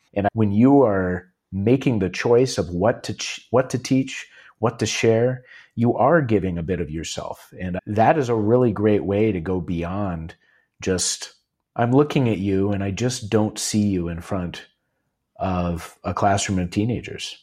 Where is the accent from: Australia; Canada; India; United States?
United States; Cleveland, Ohio; from Cleveland